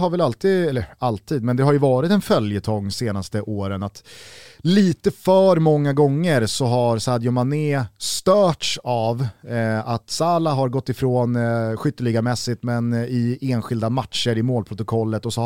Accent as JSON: {"language": "Swedish", "country": "Sweden", "said": "Och det tycker man som svensk är extra kul."}